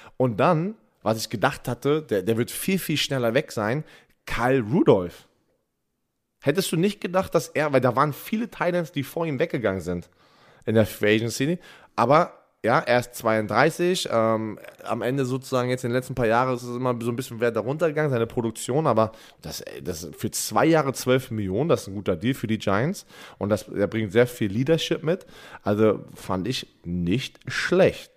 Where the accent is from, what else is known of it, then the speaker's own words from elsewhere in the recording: Germany; bei uns in Deutschland